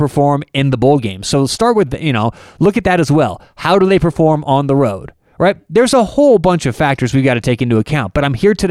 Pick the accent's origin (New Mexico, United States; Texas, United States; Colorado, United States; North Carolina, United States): Colorado, United States; Denver; I'm from Denver, Colorado